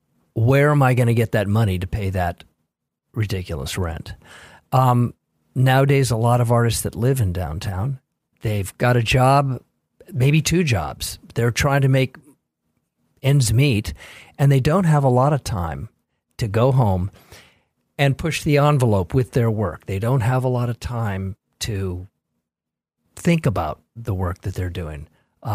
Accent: Los Angeles, California, United States; I was born in Los Angeles and born under the Hollywood sign, literally.

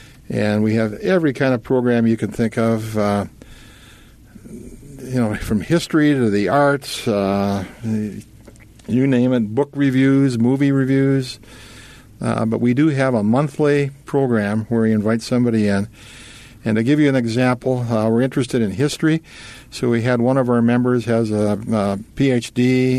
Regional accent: Brainerd, Minnesota, United States; I was born and raised, lucky enough to be born and raised in Brainerd.

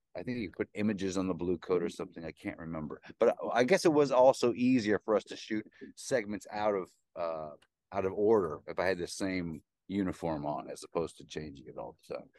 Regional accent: Nebraska, United States; moved away as an adult; also born or lived in Oklahoma / New York City; I grew up in Nebraska and a little bit in Oklahoma

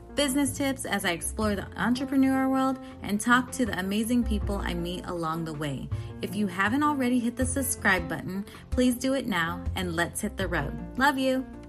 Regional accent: United States; They were born in the Philippines and they came to America to have a better life and to give us better lives and but I was born here so first generation in America

